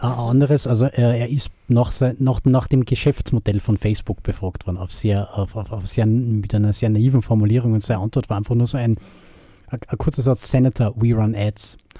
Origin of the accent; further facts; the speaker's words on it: Austria; bei uns in Österreich